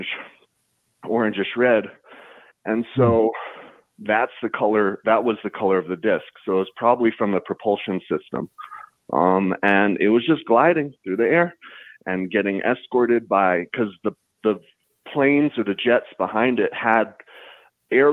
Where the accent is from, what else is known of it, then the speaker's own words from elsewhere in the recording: Taos, New Mexico, United States; I grew up in northern New Mexico. I'm originally from Taos